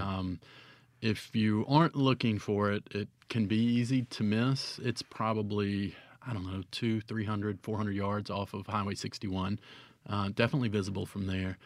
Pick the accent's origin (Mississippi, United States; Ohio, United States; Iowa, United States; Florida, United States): Mississippi, United States; Cleveland; also born or lived in Oxford, Mississippi; I was born and raised in Cleveland